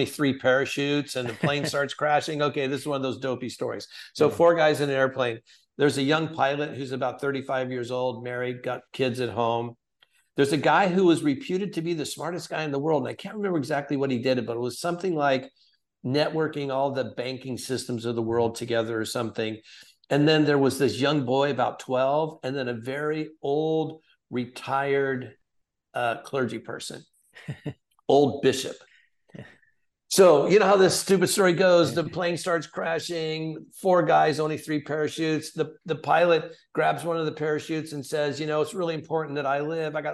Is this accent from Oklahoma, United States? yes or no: no; Santa Ana, California, United States; now in Tennessee, United States; Calvary Chapel in Santa Ana, the city where I was born and raised